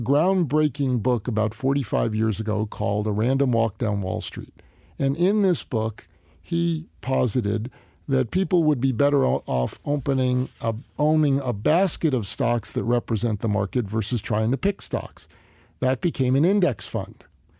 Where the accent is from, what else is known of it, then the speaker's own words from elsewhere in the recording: New Jersey, United States; Northern New Jersey.